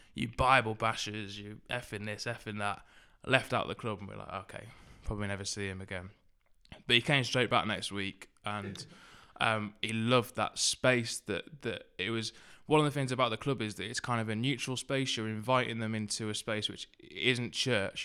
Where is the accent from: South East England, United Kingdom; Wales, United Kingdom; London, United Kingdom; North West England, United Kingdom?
North West England, United Kingdom; Southport; also born or lived in Liverpool; I grew up in Southport, which is up in the, uh, northwest.